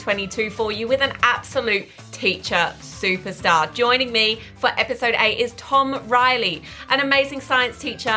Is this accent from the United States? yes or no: no; Essex, East of England, United Kingdom; moved away; I grew up in Essex.